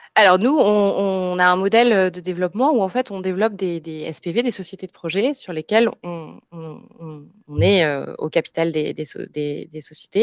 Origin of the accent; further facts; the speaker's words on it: Marseille, Provence-Alpes-Côte d'Azur, France; also born or lived in Paris / Montreal / Lyon; en tant que Marseillaise, j'ai souhaité rejoindre Marseille